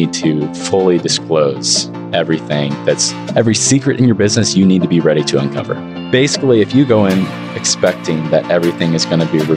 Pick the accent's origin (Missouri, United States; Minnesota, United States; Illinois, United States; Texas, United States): Missouri, United States; Eastern; born and raised in Eastern Missouri